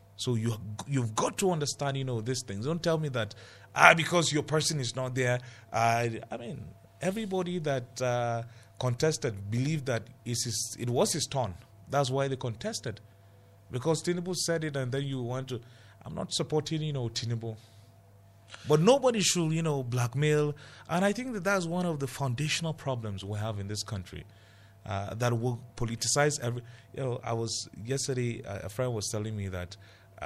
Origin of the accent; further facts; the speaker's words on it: Plateau, Nigeria; I'm from Plateau, a minority in this country